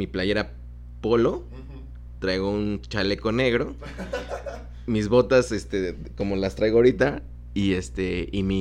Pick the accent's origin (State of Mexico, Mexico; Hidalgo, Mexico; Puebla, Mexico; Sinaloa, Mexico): State of Mexico, Mexico; now in Guadalajara, Mexico; yo soy del Estado de México, lugar muy marginal.